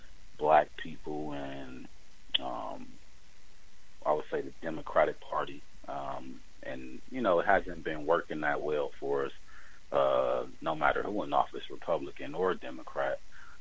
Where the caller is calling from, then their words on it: Milwaukee, Wisconsin, United States; I'm chiming in from Milwaukee, Wisconsin.